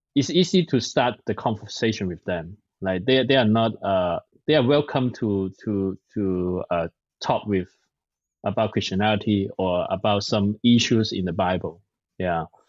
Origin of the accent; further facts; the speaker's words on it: Hong Kong; English is a second language; now in San Francisco, United States; I'm from Hong Kong. I'm a Chinese. Yeah, I speak Cantonese.